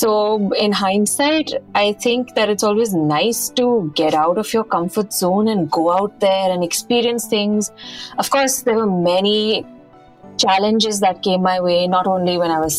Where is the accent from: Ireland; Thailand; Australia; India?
India; Chandigarh; moved away as an adult; also born or lived in United Kingdom; I'm from Chandigarh, born and brought up over there